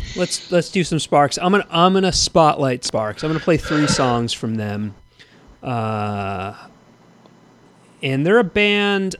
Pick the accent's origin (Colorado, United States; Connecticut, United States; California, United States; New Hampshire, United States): California, United States; Thousand Oaks; when I grew up in Thousand Oaks